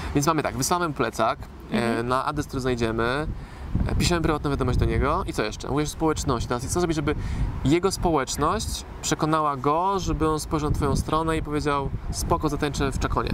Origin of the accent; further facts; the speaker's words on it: Poland; jestem biednym Polakiem z Polski